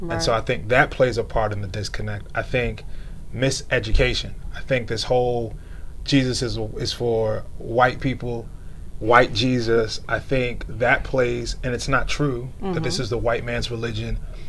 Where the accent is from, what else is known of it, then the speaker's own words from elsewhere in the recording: Wilmington, United States; So, I grew up primarily in the Baptist church. {S0} Okay. {S1} And it was in the city of Wilmington.